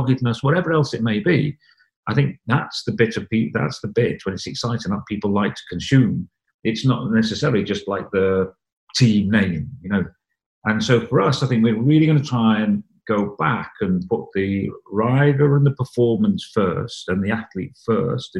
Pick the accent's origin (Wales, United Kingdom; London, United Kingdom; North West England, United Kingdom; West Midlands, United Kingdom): Wales, United Kingdom; moved away as an adult; I left home when I was 19 from Wales to go and try and be a racing cyclist